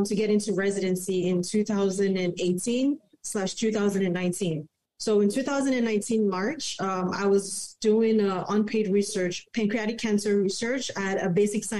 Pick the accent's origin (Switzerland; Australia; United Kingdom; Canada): Canada; also born or lived in Manhattan, New York / Toronto; I'm Canadian